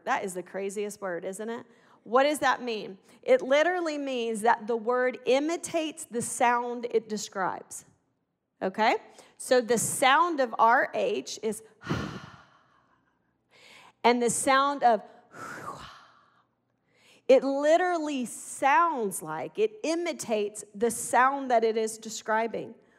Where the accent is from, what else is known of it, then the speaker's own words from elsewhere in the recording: Arkansas, United States; I'm from Arkansas